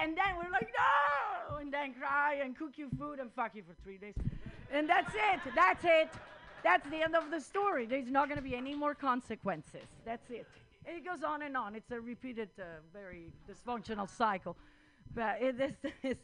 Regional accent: Italy; English is a second language; moved away; also born or lived in India; I'm from Italy

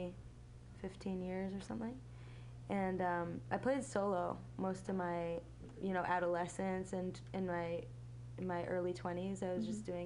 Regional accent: Milwaukee, Wisconsin, United States; also born or lived in Israel / New York; now in San Francisco, United States; I grew up in Milwaukee

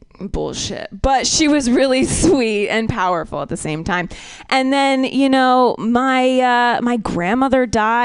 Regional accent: Ohio, United States; I'm from Ohio, so, and my parents were not into like culturally educating me

